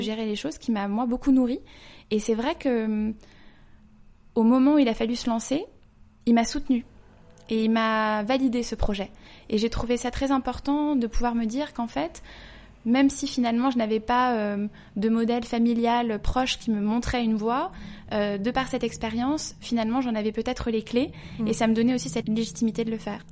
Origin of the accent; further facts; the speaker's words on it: Paris, Île-de-France, France; also born or lived in London; Je suis née à Paris, j'ai grandi à Paris